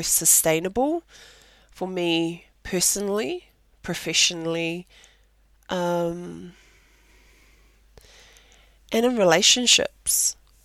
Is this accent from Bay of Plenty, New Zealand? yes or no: yes; Rotorua, Bay of Plenty, New Zealand; So I am from te arawa and I am originally from Rotorua, through both my parents